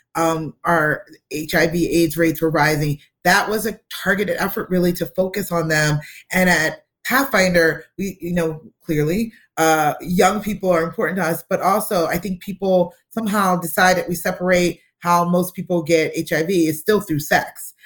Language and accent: English; United States; we being American citizens